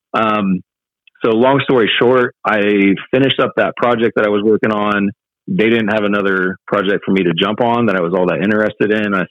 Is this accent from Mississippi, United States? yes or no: no; small town Indiana, United States; moved away as an adult; also born or lived in Chicago suburbs, Illinois; we decided to make the jump and move back to small town Indiana from the Chicago suburbs